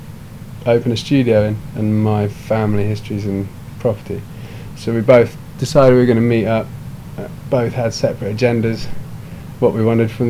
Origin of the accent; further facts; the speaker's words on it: Burley, South East England, United Kingdom; lived in a place called Burley, which is in the middle of the New Forest. Like, if you had a map of the New Forest, we'd bang smack in the middle of it. So, used to growing up around horses